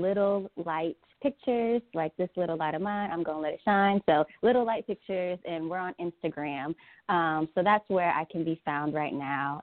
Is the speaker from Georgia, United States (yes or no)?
yes; Atlanta, Georgia, United States; we're both from Atlanta, Georgia